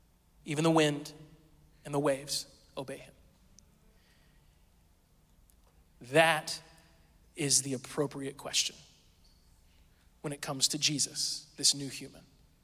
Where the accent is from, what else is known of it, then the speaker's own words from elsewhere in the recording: Springfield, Missouri, United States; born there; I've lived all over the place, but I was born in Springfield, Missouri, southern Missouri, right?